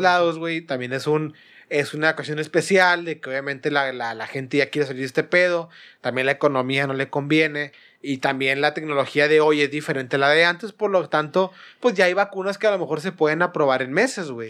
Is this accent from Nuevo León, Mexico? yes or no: yes; Monterrey, Nuevo León, Mexico; yo siendo regio, digo, siendo regio nosotros